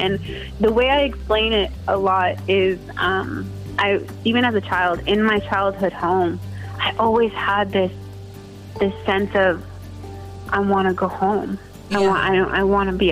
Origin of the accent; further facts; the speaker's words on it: San Jose, California, United States; I was born and raised in San Jose